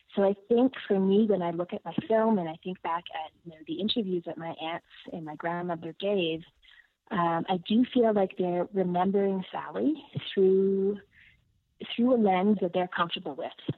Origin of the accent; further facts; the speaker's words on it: Ottawa, Ontario, Canada; moved away as an adult; also born or lived in Toronto / Ethiopia; I grew up in Ottawa. I lived in Toronto for 15 years